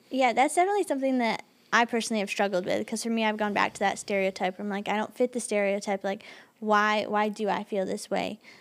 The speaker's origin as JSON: {"language": "English", "region": "Michigan", "country": "United States", "said": "I'm from Michigan, so, like, we get seasonal depression a lot"}